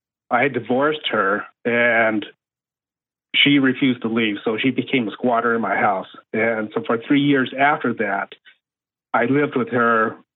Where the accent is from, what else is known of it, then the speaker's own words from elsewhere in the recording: West Coast, United States; No, I was in the Navy, so I moved around a lot. So actually, I grew up mostly on the West Coast, different states.